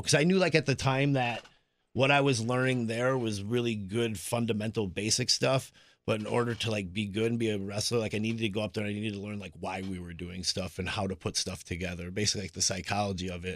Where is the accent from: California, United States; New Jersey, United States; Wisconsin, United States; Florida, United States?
Wisconsin, United States; Appleton; I grew up in the Appleton area